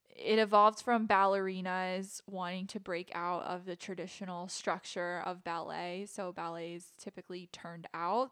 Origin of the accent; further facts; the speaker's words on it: Manassas, Virginia, United States; also born or lived in Williamsburg, Virginia; I danced at several different studios when I was a kid. I'm from Manassas, Virginia, so around the area, a couple different studios